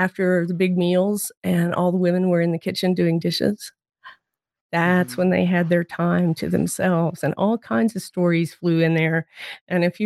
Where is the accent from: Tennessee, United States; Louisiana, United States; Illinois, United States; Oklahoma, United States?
Oklahoma, United States; Wewoka; I grew up in Wewoka, Oklahoma